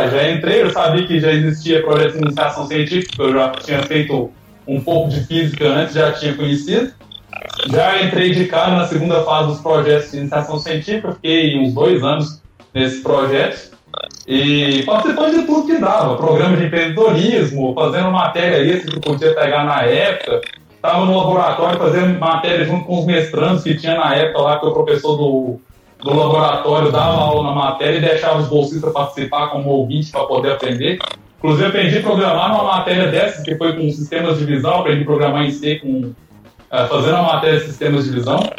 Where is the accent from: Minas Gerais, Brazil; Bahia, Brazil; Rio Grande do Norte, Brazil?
Minas Gerais, Brazil; now in Santa Catarina, Brazil; Eu sou de Minas, lá também tem cursos de mecatrônica